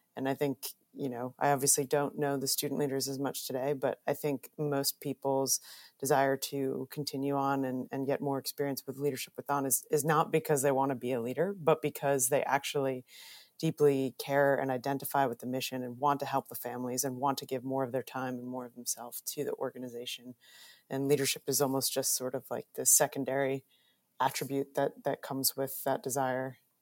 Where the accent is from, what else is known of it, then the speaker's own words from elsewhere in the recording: suburbs of New York, United States; I'm a New Yorker, grew up in the suburbs of New York